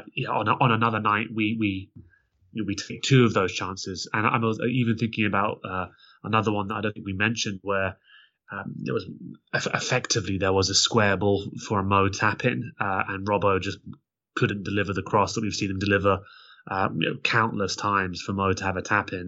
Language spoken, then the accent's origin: English; London, United Kingdom; I grew up in North London